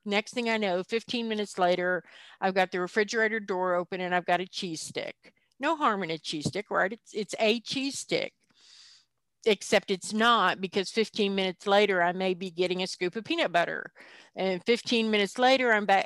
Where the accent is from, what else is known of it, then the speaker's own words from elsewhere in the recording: the South, United States; culturally, I come from the South